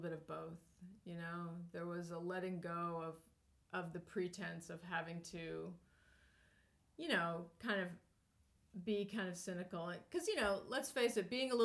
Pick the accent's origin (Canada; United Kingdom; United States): United States; New Hampshire; we grew up in New Hampshire and on a farm